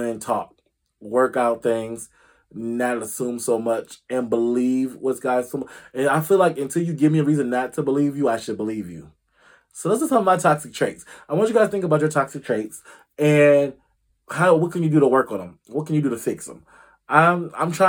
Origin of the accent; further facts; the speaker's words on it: Illinois, United States; Illinois, my home state.